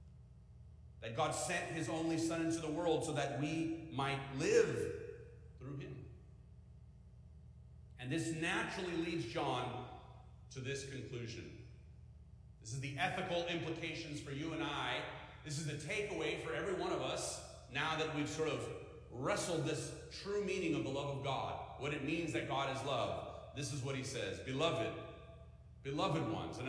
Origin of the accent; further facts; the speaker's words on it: California, United States; now in Midwest, United States; I'm from California